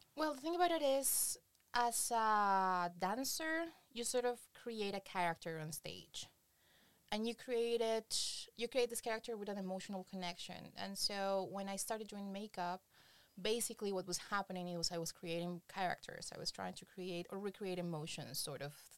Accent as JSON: {"language": "English", "country": "Colombia", "moved": "as an adult", "lives_now": "Berlin, Germany", "said": "I come from Colombia. Uh, back in Colombia, I was working for um, Rolling Stones, Playboy"}